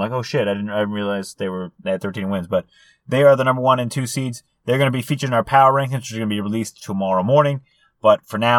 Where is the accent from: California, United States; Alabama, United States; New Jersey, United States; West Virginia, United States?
California, United States; Los Angeles; We're born and raised in the Los Angeles area.